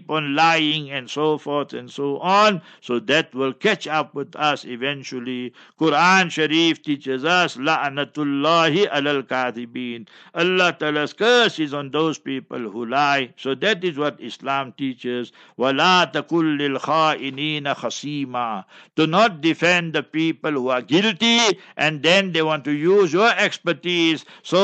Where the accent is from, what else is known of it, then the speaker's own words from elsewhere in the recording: Heidelberg, South Africa; Ek is Afrikaner. I was born in Heidelberg